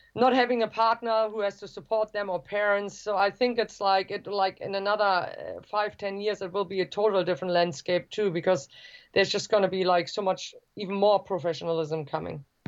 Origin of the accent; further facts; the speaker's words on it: Germany; the state where I grew up in Germany